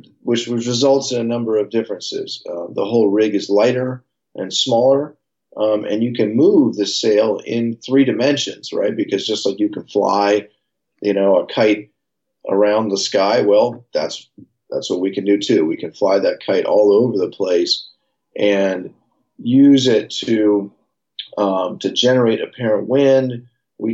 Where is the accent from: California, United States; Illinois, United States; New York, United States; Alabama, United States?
California, United States; San Francisco; born or raised there